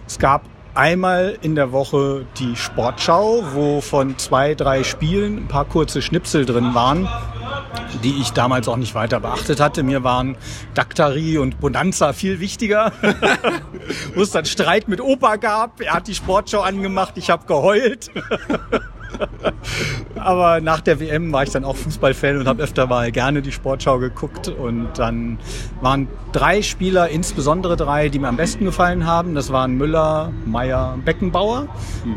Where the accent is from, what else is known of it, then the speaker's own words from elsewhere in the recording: Lüneburg Heath, Lower Saxony, Germany; now in Berlin, Germany; ich bin ja kein gebürtiger Berliner, sondern komme aus der Lüneburger Heide